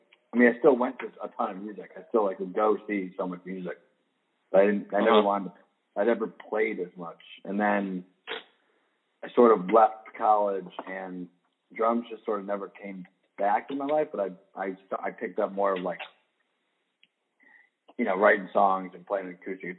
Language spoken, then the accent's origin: English; Rochester, New York, United States; moved away as an adult; also born or lived in Brooklyn, New York; I grew up in Rochester, New York.